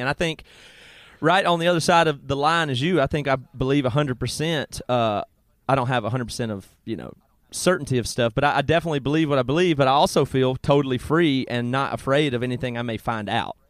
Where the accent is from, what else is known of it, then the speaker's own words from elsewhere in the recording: South Carolina, United States; where I grew up in South Carolina